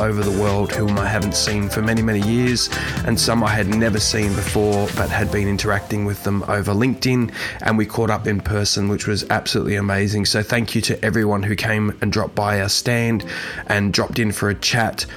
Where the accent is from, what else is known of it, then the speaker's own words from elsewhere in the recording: Australia; Perth, in Australia, in my home country.